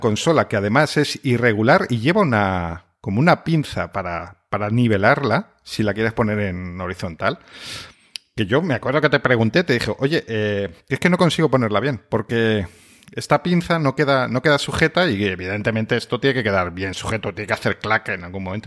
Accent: Spain; aquí somos un país tan sumamente de Xbox

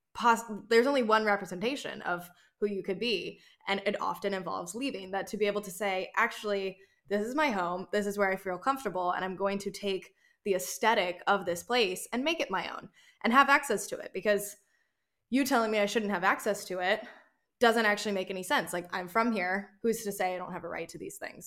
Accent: North Carolina, United States; moved away; I grew up half in North Carolina and half in South Carolina, and the North Carolina that I've moved back to as an adult

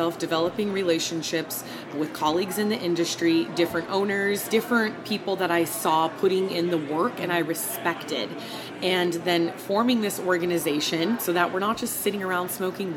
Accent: Arizona, United States; now in Nevada, United States; I grew up in Arizona, so I also go back to Arizona

